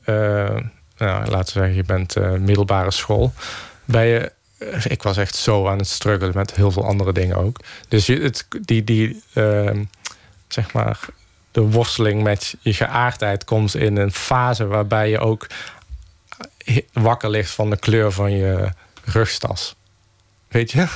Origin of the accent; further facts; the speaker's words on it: Geldrop, North Brabant, Netherlands; mijn geboorteplaats Gelderop